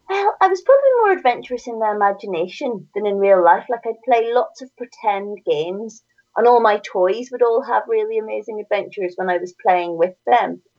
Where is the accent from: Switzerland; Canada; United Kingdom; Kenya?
United Kingdom; Northern Ireland; accent: Northern Irish; you can hear from my accent, I'm from Northern Ireland.